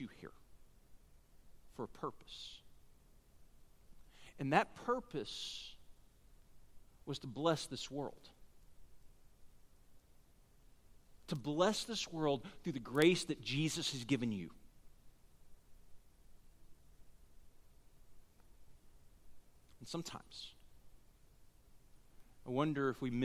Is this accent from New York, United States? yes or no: no; Texas, United States; we're from Texas